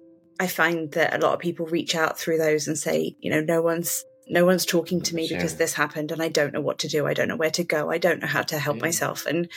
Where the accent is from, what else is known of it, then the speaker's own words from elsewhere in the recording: West Midlands, United Kingdom; I'm from the United Kingdom. I'm from a county called Shropshire. I kind of have lived all over the UK, so I'm a bit of a nomad, but this is where my home is